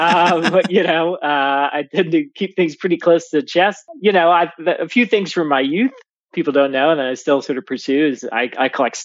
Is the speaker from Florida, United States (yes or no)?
no; St. Louis, Missouri, United States; moved away as an adult; also born or lived in London / Paris / Dublin / New York; I was raised in St. Louis, raised on a hockey rink for most of my youth. I've traveled around a lot since then. I became a journalist straight out of college and lived in London for a while and Paris and Dublin and then New York